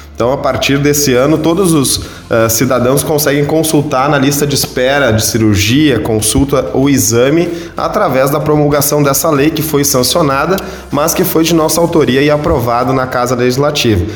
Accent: Santa Cruz do Sul, Rio Grande do Sul, Brazil; eu que sou natural do interior, né, vim lá de Pinheiral

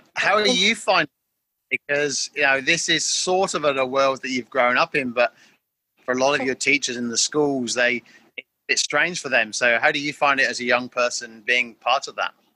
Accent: England, United Kingdom; moved away as an adult; now in Darwin, Australia; I'm originally from England, uh, and I've been living now for nearly 20 years uh, in the top end of Australia in a place called Darwin in Northern Territory

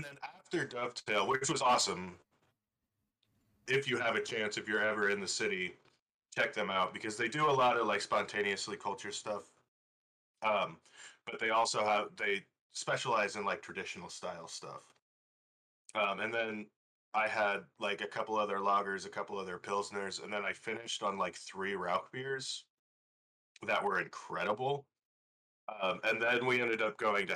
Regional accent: Chicagoland, Illinois, United States; moved away; I'm originally from Chicagoland.

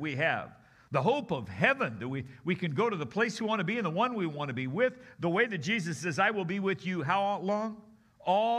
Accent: California, United States; out here from California, my home state

